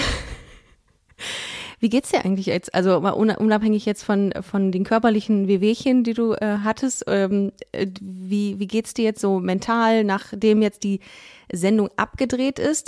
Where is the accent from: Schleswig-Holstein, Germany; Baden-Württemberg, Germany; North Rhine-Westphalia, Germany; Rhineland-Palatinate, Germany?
North Rhine-Westphalia, Germany; Düsseldorf; ich bin in Düsseldorf groß geworden, habe da auch Abi gemacht